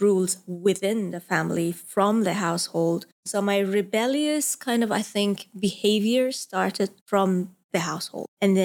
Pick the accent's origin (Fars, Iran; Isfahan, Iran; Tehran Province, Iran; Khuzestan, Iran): Isfahan, Iran; moved away as an adult; I was born in Iran, in Isfahan, which is a traditional city.